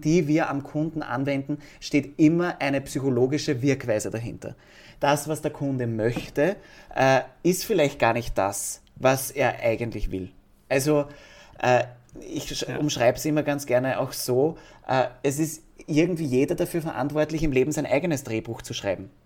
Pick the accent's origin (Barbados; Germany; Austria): Austria; bei uns in Österreich